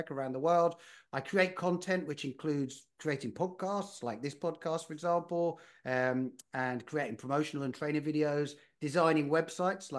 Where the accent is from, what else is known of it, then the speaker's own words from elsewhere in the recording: United Kingdom; moved away as an adult; also born or lived in London / Spain / Netherlands / California; now in United States; I'm from the United Kingdom originally.